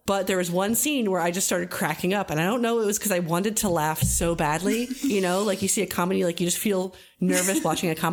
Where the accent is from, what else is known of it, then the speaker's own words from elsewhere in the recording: New Jersey, United States; I'm from New Jersey